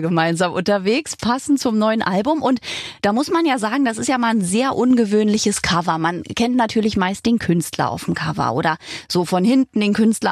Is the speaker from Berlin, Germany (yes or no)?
yes; Berlin, Germany; ich bin in Berlin geboren, wohne immer noch hier